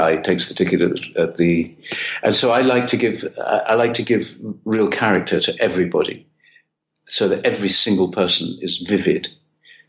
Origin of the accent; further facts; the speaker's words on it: United Kingdom; now in Italy; being British and not being Italian